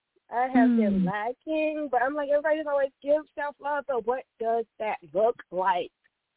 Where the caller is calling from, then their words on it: Los Angeles, California, United States; I am calling from Los Angeles.